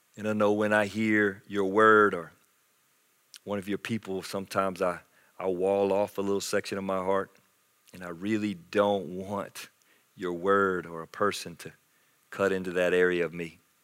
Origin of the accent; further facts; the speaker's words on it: Anderson, South Carolina, United States; I grew up in South Carolina in Anderson